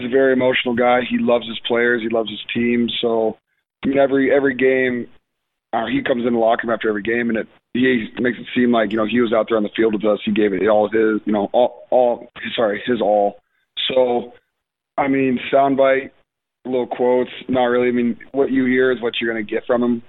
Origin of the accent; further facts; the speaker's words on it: Madison, Wisconsin, United States; I was born in Madison and grew up going to games there